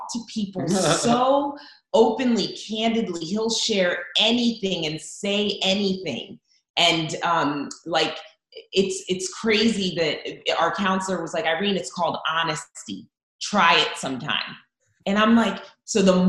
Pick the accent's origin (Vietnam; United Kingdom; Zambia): Zambia; now in United States; I was born in Zambia, actually.